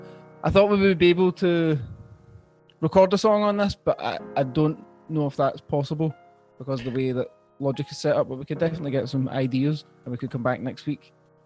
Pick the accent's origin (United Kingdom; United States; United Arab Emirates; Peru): United Kingdom; Scotland; I was in primary four or something, primary four. In Scotland